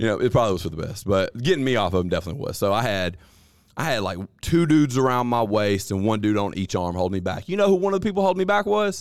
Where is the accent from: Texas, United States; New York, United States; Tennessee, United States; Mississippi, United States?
Mississippi, United States; Columbus; We are from Columbus, Mississippi, baby. Columbus, Mississippi